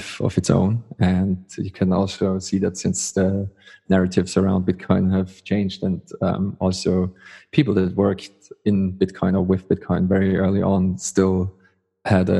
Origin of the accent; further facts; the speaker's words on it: Austria; I'm from Austria.